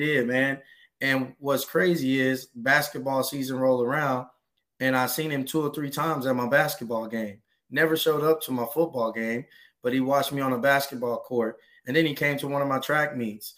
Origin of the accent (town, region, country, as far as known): Trinity, Texas, United States; born or raised there; also born or lived in Houston, Texas